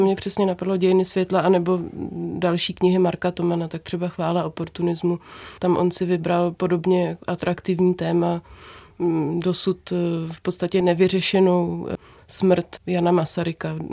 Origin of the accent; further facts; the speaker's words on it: Brdy, Central Bohemian Region, Czechia; v Brdech kde jsem se narodila, vyrůstala a žiju